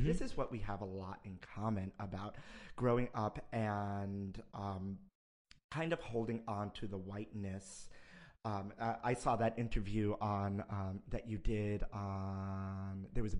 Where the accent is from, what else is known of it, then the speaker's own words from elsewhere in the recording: New York City, New York, United States; I'm from Brooklyn, because I'm born and raised in Brooklyn.